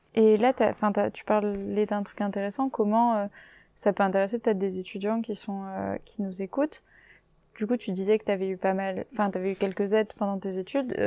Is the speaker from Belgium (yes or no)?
no; Castres, Occitania, France; now in Paris, France; j'habite à Paris en ce moment, et pareil, je viens de Castres, donc une toute petite ville dans le sud-ouest